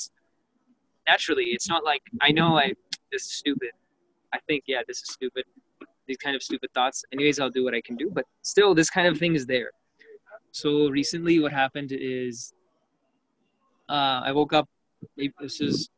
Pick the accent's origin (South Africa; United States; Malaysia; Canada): Canada; growing up in Canada